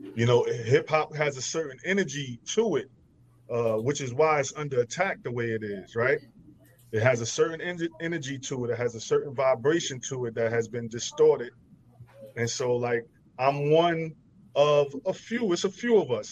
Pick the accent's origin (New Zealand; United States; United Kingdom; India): United States; New York City, New York; I'm from Brooklyn